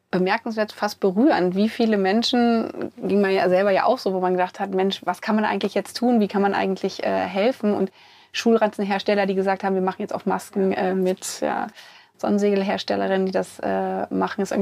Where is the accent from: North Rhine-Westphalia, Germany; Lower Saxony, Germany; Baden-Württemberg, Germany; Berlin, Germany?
Lower Saxony, Germany; Pattensen; Und ich bin gerade in meiner alten Heimatregion bei Hannover, in Pattensen